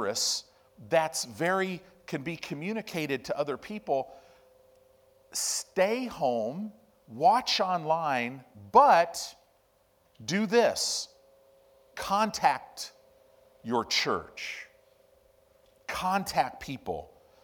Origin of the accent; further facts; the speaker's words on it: Chicago, Illinois, United States; also born or lived in Southern California; now in Omaha, United States; I grew up in Chicago. I grew up in Illinois